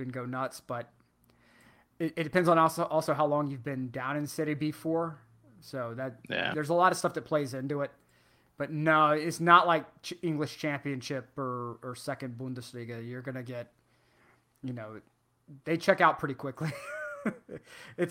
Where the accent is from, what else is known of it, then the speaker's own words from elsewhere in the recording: United States; as an American